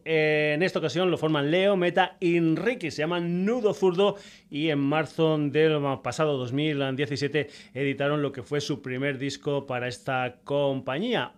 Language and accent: Spanish; Extremadura, Spain